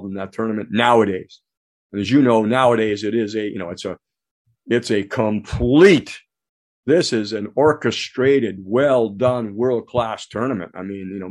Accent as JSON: {"language": "English", "region": "Ontario", "country": "Canada", "tie": "born or raised there", "moved": "yes", "lives_now": "United States", "said": "I have dual citizenship now, so I'm American and Canadian, but of course, naturalized American, born in Canada."}